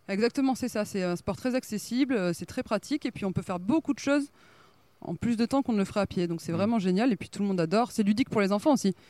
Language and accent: French; Bordeaux, Nouvelle-Aquitaine, France; moved away as an adult; now in Arcachon Basin, France; je suis originaire de Bordeaux